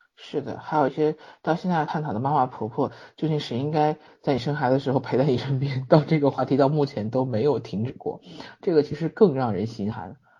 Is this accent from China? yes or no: yes; Zhengzhou, Henan, China; 相对来说这种还算是省会城市嘛